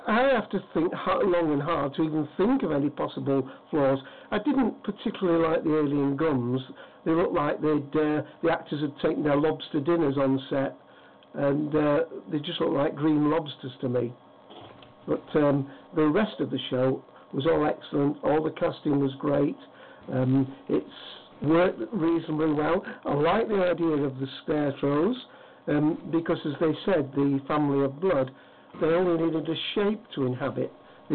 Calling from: Hyde, North West England, United Kingdom; From Hyde, Manchester, England.

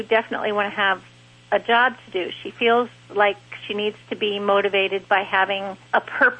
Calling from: Winder, Georgia, United States; Winder, Georgia.

